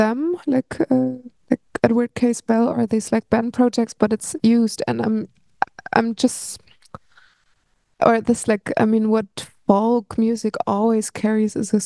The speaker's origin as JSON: {"language": "English", "region": "Berlin", "country": "Germany", "tie": "born or raised there", "said": "I've been growing up in Berlin"}